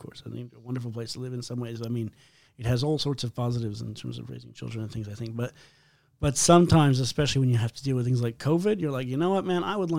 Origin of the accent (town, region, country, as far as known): Maine, United States; born or raised there; moved away